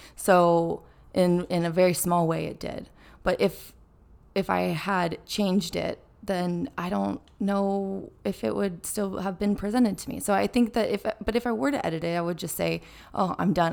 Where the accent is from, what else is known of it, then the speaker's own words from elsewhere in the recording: California, United States; I'm from California